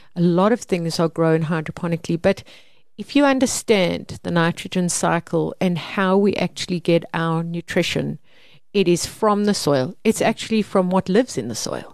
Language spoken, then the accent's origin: English; Mpumalanga, South Africa; I grew up in Mpumalanga